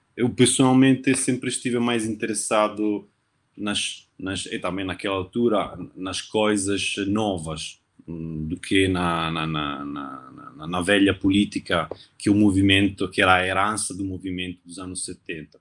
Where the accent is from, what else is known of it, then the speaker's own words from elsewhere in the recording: Novara, Piedmont, Italy; Portuguese is a second language; moved away; also born or lived in Turin; sou italiano, de Novara, uma cidade no norte da Itália, entre Milão e Turim